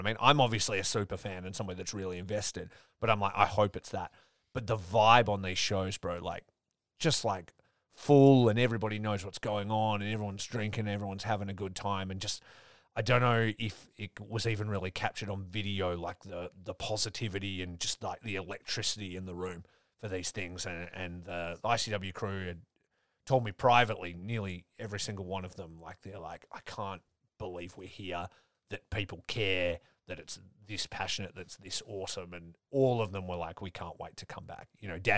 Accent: Australia; especially like for me growing up in Australia, nobody knew about it.

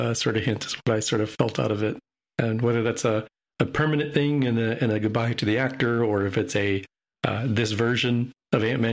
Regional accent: United States; as an American

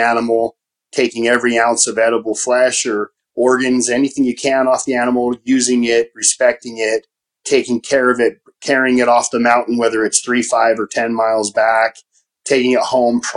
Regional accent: Utah, United States; growing up in Utah

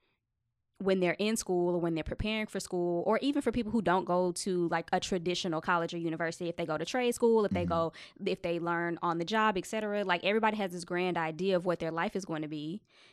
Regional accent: Texas, United States; So I'm from Texas, so a lot of the stuff I write is about the places that I've lived.

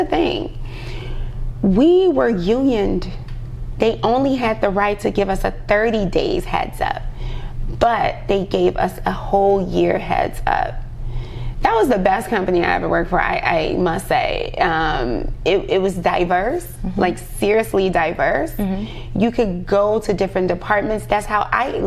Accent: Chicago, Illinois, United States; I'm from Chicago

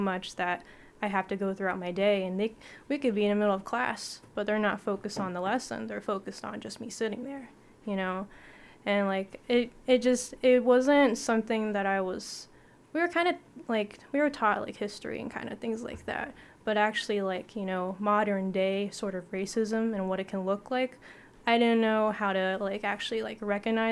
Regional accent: West Virginia, United States; also born or lived in Watertown, New York / Hawaii; now in Arizona, United States; growing up in West Virginia

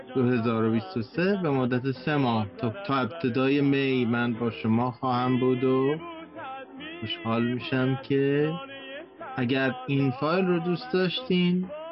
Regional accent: Iran; now in Canada; ماهایی که خارج از ایران هستیم

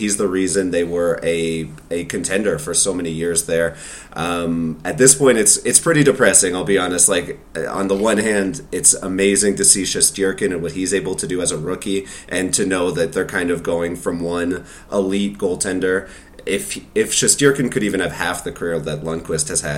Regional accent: Saint John, New Brunswick, Canada; also born or lived in South Korea; now in Alberta, Canada; I'm originally from the East Coast of Canada. I come from New Brunswick, originally from St. John.

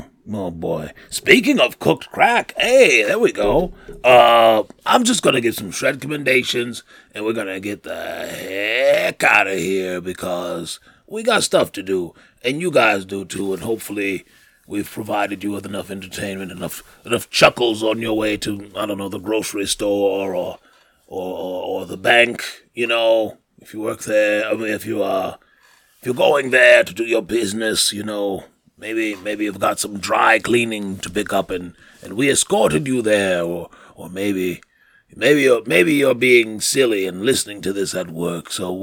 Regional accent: New York, United States; I'm a Knicks fan. I'm from New York.

